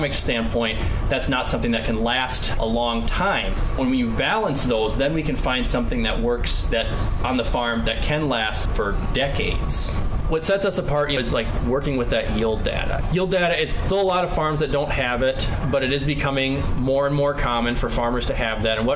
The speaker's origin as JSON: {"language": "English", "region": "Driftless region", "country": "United States", "tie": "born or raised there", "said": "when I was growing up in the Driftless region, later part of the 2000s into the early 2010s"}